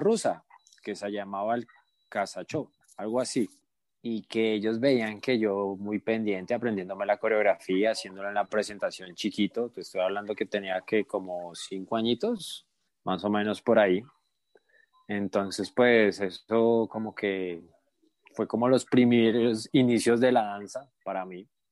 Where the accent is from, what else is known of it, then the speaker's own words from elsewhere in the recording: Cali, Valle del Cauca, Colombia; moved away as an adult; also born or lived in Bogotá; now in Mexico; mi papá le hicieron una oferta de trabajo en Cali, en otra ciudad. Entonces nos mudamos